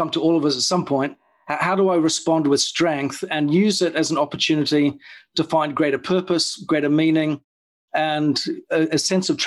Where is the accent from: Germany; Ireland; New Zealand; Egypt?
New Zealand; moved away as an adult; So I grew up in New Zealand, and at the age of about 22